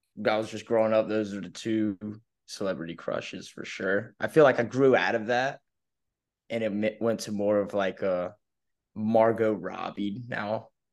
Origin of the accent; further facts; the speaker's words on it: Oak Island, North Carolina, United States; also born or lived in Winston-Salem, North Carolina; I'm from Oak Island, North Carolina. It's, like, smack dab in the middle on the coast of Wilmington and Myrtle Beach, small little town. Uh, grew up here from second, third grade all the way to, uh, right before my junior year, I moved up to Winston-Salem